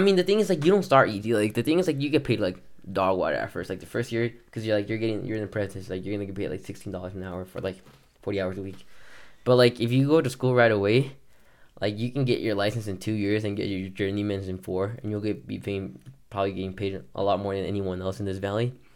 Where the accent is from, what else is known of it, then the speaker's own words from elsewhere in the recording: Texas, United States; now in Colorado, United States; I grew up in Texas